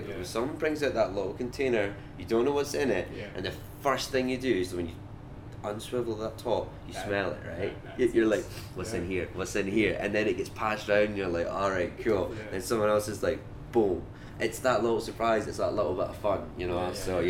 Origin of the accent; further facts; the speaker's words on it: Scotland, United Kingdom; accent: Scottish; So I know I sound quite Scottish. This isn't my normal accent. I've got quite a quick Scottish accent usually. So if I'm back home and I'm talking to people